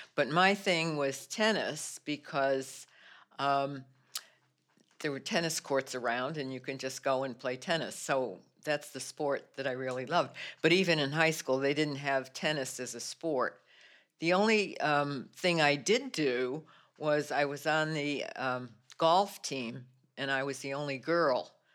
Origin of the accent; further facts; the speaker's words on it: New Britain, Connecticut, United States; moved away as an adult; now in Lowell, United States; I grew up actually in New Britain, Connecticut